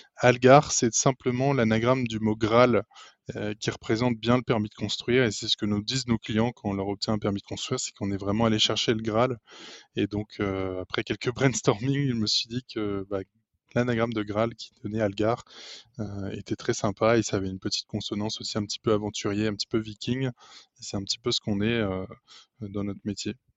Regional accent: Lille, Hauts-de-France, France; je suis lillois j'ai 29 ans

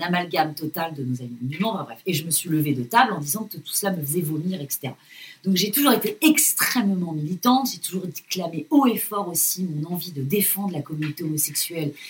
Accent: France

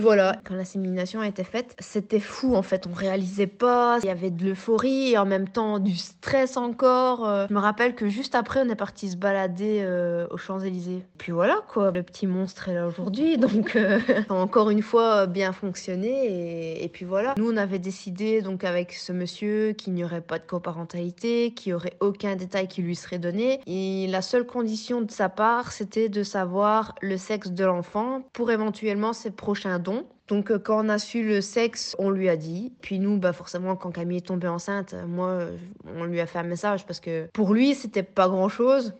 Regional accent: Belgium; chez nous, en Belgique

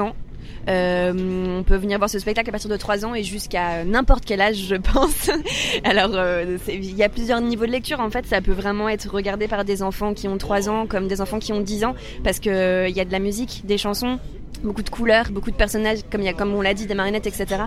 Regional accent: Soissons, Hauts-de-France, France; En Picardie, à Soissons, enfin dans un petit village à côté de Soissons, dans la forêt.

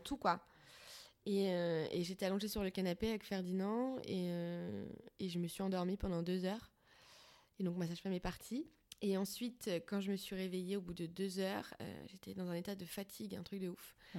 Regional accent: Paris, Île-de-France, France; je suis parisienne

